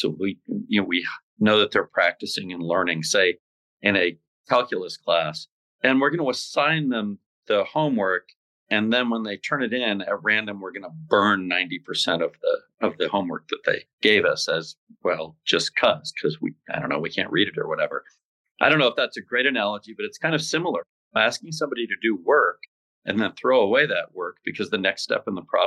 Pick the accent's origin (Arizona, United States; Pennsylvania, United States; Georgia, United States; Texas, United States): Arizona, United States; Scottsdale; I grew up in Scottsdale